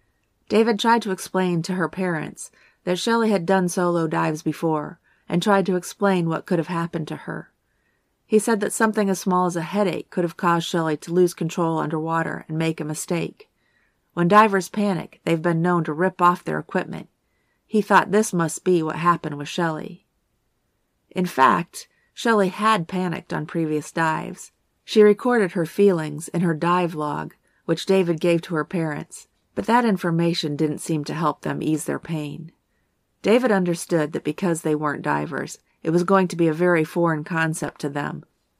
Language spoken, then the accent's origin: English; Tortola, British Virgin Islands; born there; Part of the reason this case was so intriguing to me was because I was born in Tortola. My brother was born there as well.